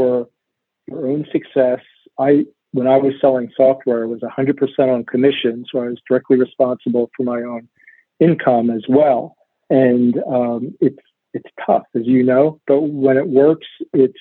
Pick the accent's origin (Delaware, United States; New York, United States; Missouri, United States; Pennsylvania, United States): Pennsylvania, United States; Laverock; also born or lived in Lancaster County, Pennsylvania; I grew up in Laverock, which is a little town in the Philadelphia suburbs